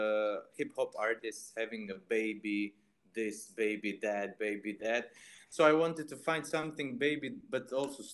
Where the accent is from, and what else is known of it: Istria County, Croatia; born or raised there